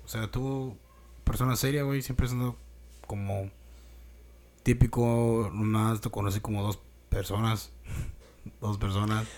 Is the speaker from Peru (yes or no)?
no; Mexico; nuestra cultura, güey, como mexicanos